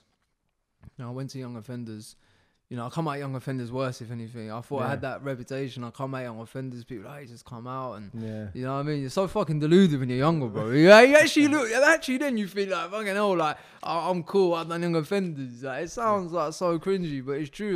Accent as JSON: {"language": "English", "town": "Eastbourne", "region": "South East England", "country": "United Kingdom", "tie": "born or raised there", "also_born_or_lived": "Hastings", "said": "I was born in Hastings. I grew up in Eastbourne."}